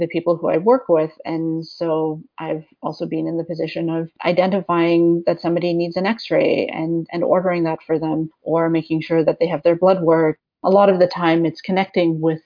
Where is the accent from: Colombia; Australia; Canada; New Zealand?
Canada; West Coast; moved away as an adult; also born or lived in Sackville, New Brunswick; now in Toronto, Canada; I'm from the West Coast, and for my undergraduate degree, I ended up in a small town called Sackville, New Brunswick